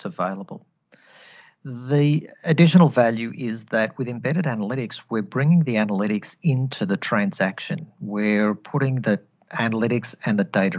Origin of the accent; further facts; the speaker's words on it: Australia; accent: Australian twang; I'm Australian born and bred, hence the accent. So apologies if you are hearing an Australian twang coming through the line here.